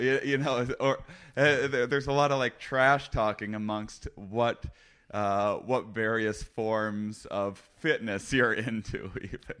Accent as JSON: {"language": "English", "region": "Wisconsin", "country": "United States", "tie": "born or raised there", "moved": "yes", "said": "First off, I'm from Wisconsin. I'm from a very small town in Wisconsin."}